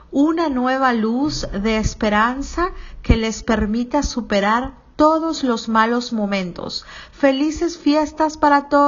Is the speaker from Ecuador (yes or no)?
no; Mexico; de México.